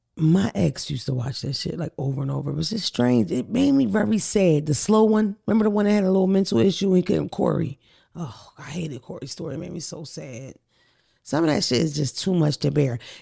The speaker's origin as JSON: {"language": "English", "town": "Philadelphia", "region": "Pennsylvania", "country": "United States", "said": "I'm from North Philly, from the white block"}